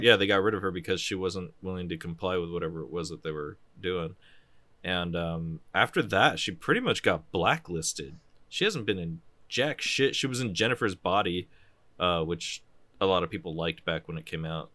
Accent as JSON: {"language": "English", "country": "United States", "said": "I'm American, and we pronounce shit wrong."}